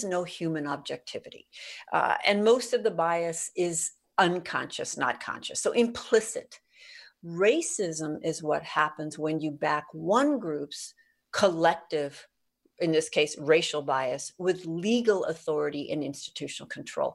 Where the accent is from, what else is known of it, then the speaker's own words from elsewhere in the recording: Bay Area, California, United States; I was raised in poverty, and I mean that explicitly. I grew up in the Bay Area